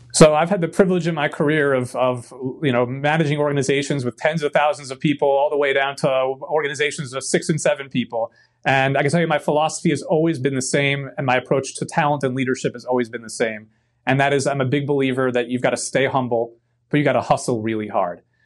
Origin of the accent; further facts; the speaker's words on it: New York City, New York, United States; moved away; also born or lived in Bronx, New York / Queens, New York; I grew up in Brooklyn, New York, with uh, my grandmother, grandfather, my great grandmother.